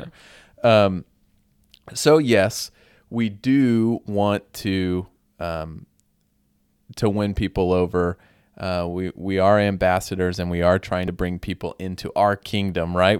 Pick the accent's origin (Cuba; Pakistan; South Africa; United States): United States